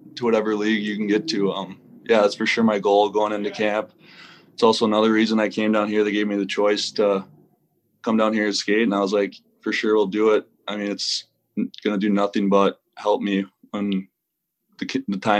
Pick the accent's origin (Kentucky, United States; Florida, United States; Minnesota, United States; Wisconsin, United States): Minnesota, United States; moved away as an adult; now in Greenville, United States; I played high school hockey in Minnesota, college Minnesota, and then last year was my actual first year, like, being out of Minnesota